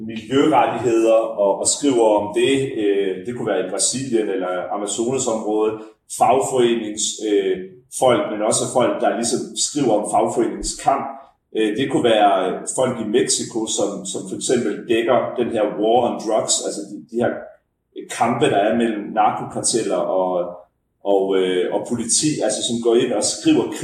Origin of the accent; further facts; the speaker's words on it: Denmark; som dansker